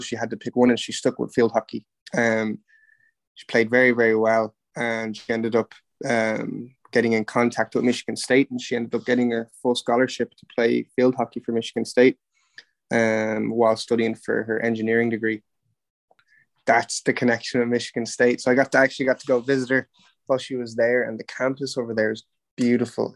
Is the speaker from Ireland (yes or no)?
yes; Ireland; also born or lived in Overland Park, Kansas / Wichita, Kansas; grew up in Wichita, in just a sub uh, sub city just off Wichita, Kansas. Um, yeah, so grew up there uh, until I was five years old. Um, when I was five, then uh, the family moved over to Ireland